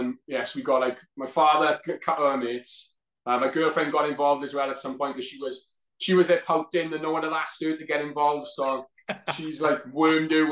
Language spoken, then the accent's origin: English; Wales, United Kingdom; being Welsh and obviously, you know, being you know, proud Welshman